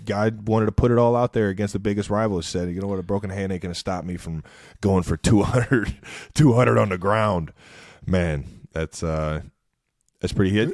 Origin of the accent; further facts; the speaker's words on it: Ohio, United States; our childhood growing up in Ohio.